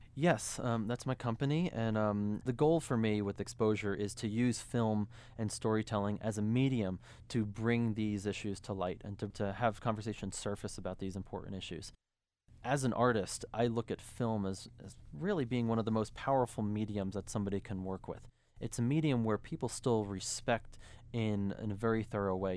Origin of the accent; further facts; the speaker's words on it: New York City, New York, United States; I grew up in New York. I'm from New York City.